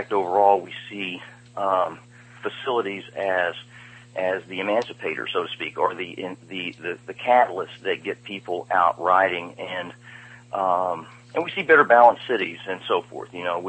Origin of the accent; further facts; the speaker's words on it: Austin, Texas, United States; I came from Austin, Texas, where I got to see what happens when you put the hippies in charge.